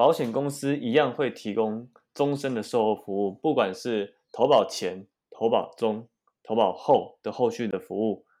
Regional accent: Taoyuan, Taiwan; 哎，为什么我桃园人不能买？我也是善良的公民啊

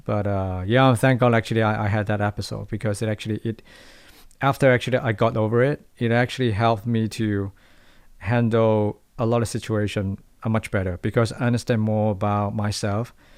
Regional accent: Hong Kong; moved away as an adult; now in Taiwan; I'm from Hong Kong.

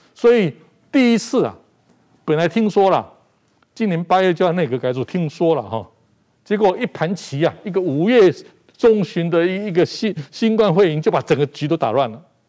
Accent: Taiwan; 我就是台湾人啊

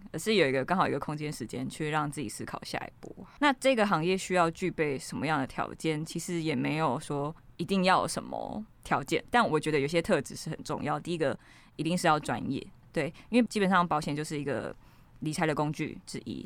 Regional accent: Ruifang, New Taipei, Taiwan; 我就是从小在一个瑞芳淳朴的小镇长大

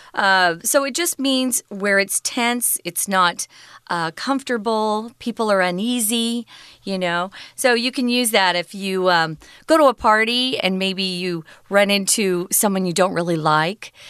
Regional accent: United States; growing up in America

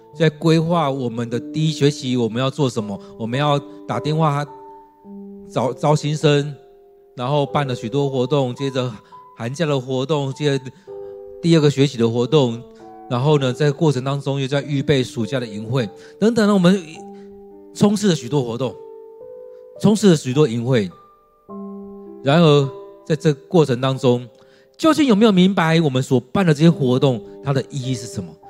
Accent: Taiwan; 我们认同我们是中国人，或我们是中国人，啊，台湾人，或我们是在台湾的中国人，或我们是台湾中华民国人

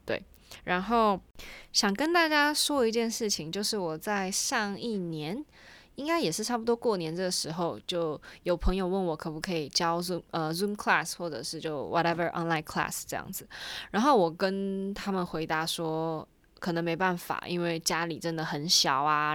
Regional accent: Taiwan; 身为一个台湾人

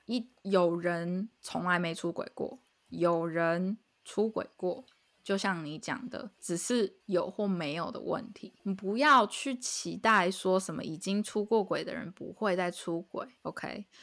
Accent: Taiwan; now in United States; 我身为一个台 湾人来美国

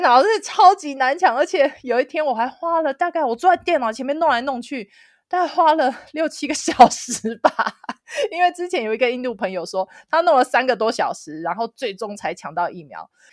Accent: Taoyuan, Taiwan; moved away as an adult; now in Dharamsala, India; 我的家乡桃园

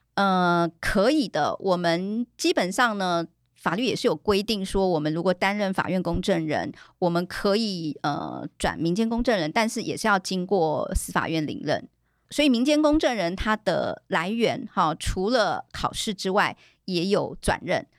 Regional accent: Taiwan; 我记得之前有一些大陆公证人来到。我们台湾这边来参访的时候

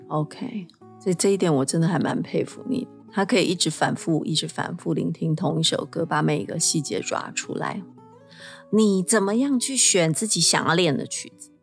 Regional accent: Taiwan; 在我们台湾这边

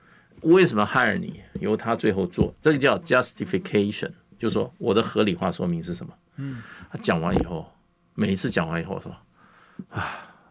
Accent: Taiwan; 跑回跑到台湾，居然跟我们讲要我们全民皆兵，你谁呀你？ 我们台湾人要当不当兵？

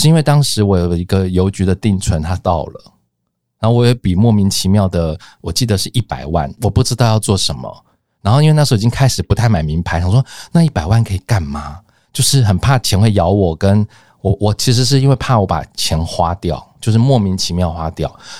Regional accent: Luzhou, New Taipei, Taiwan; 因为我从家里搬出来住之前，我住家住的比较远，就是在呃，我们工作都在东区啊，就台北的东区或者是呃信义区，就是在市区。可是我住的是呃那时候家里住芦洲

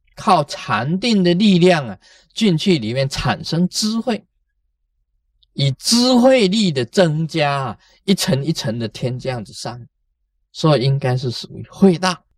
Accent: Taiwan; 我们台湾人讲过心嘛

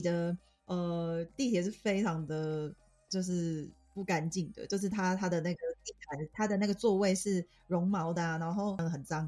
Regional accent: Taiwan; now in France; 身为台湾人的我

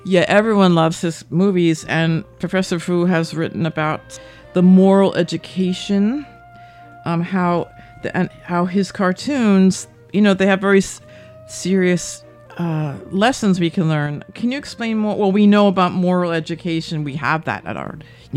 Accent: Westfield, New Jersey, United States; moved away as an adult; now in Taiwan; I'm from New Jersey. I'm from Westfield

